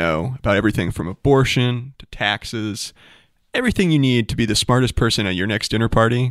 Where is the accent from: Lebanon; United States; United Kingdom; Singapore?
United States; Baltimore, Maryland; now in Kansas, United States; I'm a different kind of chill from Baltimore, but I love the Midwest, love being here in Kansas